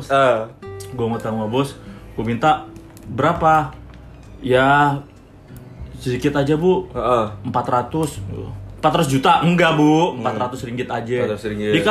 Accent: Depok, West Java, Indonesia; gue orang Depok nih ya Hai warga Depok gue orang Depok nih

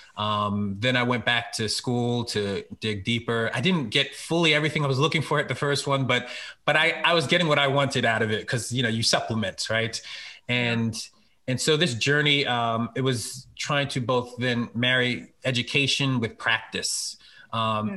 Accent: Philadelphia, Pennsylvania, United States; now in Harrisburg, United States; I'm really from Philly, um, and uh, PK, a pastor's kid.

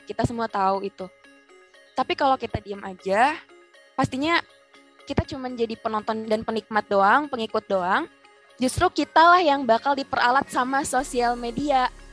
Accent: Bangka Belitung Islands, Indonesia; seorang gadis biasa dari, dari Belitung gitu dari pelosok pencil

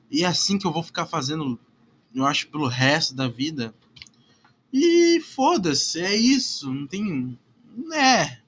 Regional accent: Curitiba, Paraná, Brazil; Bah, eu nem sou gaúcho pra falar essa porra. Bah, meu. Bah, guri. Curitibano tá falar, ah, bah, meu.

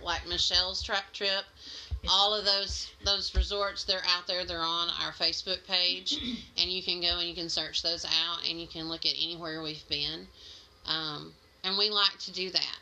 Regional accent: Mississippi, United States; moved away as an adult; I'm a transplant from Mississippi, so I do still have a little bit of an accent, I'm told.

